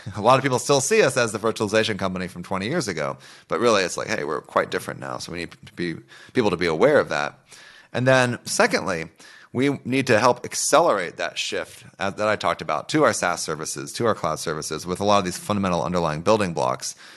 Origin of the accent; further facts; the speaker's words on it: Oklahoma, United States; I grew up in Oklahoma